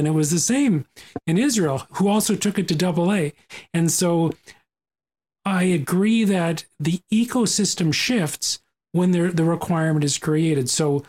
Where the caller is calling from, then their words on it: Ontario, Canada; I come to you from Ontario. Here we are in Ontario, where the ecosystem has truly shifted.